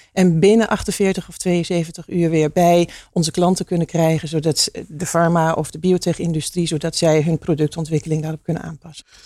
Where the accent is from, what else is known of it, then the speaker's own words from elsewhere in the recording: Hengelo, Overijssel, Netherlands; ik kom uit Hengelo.